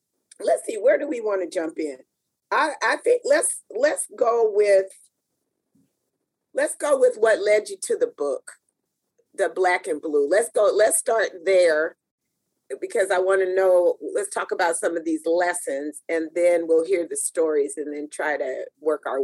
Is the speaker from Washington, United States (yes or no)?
yes; Tacoma, Washington, United States; Tacoma is such a special place. I mean, as I travel around the world, it's no place like home